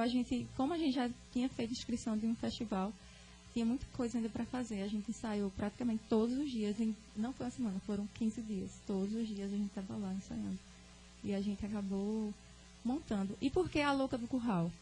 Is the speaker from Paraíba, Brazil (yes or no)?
yes; Cachoeira dos Índios, Paraíba, Brazil; Eu sou nordestina, sou sertaneja, sou da cidade de Cachoeira dos Índios, na Paraíba.